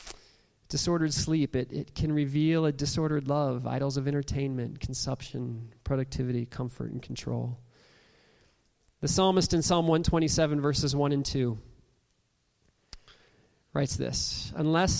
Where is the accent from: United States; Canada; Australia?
United States; Toledo, Ohio; as a young kid, growing up in Toledo, Ohio